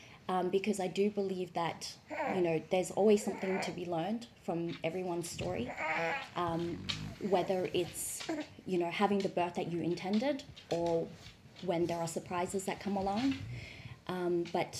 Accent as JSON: {"language": "English", "town": "Melbourne", "region": "Victoria", "country": "Australia", "moved": "yes", "lives_now": "Shanghai, China", "said": "I'm from Melbourne in Australia"}